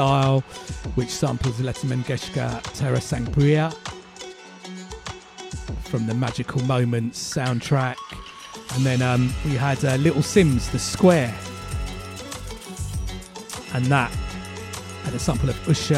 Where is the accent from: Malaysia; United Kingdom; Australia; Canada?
United Kingdom; also born or lived in Nairobi, Kenya / Goa, India (ancestry); I came to the UK when I was four.